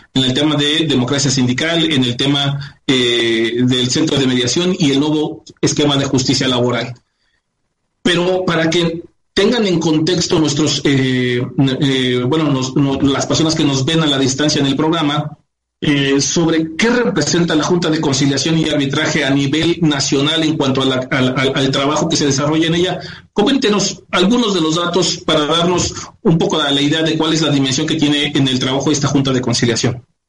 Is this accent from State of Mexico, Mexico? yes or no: yes; State of Mexico, Mexico; yo soy mexiquense